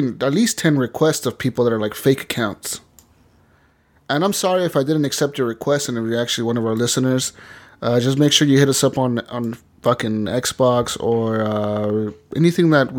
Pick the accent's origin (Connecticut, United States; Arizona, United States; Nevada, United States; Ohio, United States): Nevada, United States; Las Vegas; moved away; my hometown